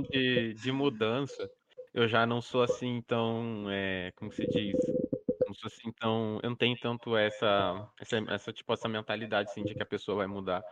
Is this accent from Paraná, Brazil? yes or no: yes; Curitiba, Paraná, Brazil; sou de Curitiba